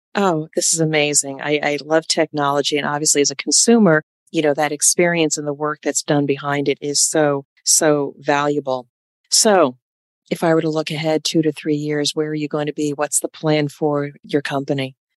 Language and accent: English; United States; also born or lived in New York; I'm from Jersey and New York